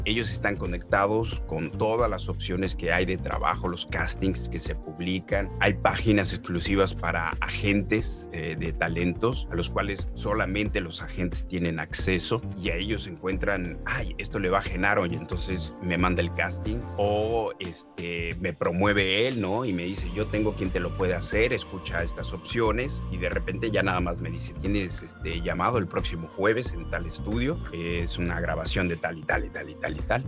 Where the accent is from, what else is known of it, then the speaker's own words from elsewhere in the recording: Mexico; now in Canada; yo ya llevo 18 años fuera de México